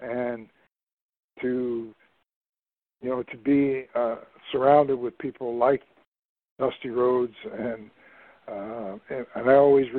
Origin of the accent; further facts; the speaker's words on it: Trenton, New Jersey, United States; moved away as an adult; also born or lived in Pennsylvania / Ohio / Florida; I was born and raised in Trenton, New Jersey. I went to college in Pennsylvania, and then after college, I was working in Ohio